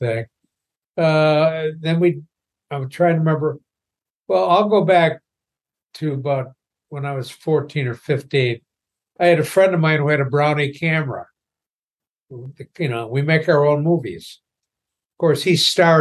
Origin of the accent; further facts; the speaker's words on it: Niagara Falls, New York, United States; I was born in Niagara Falls, New York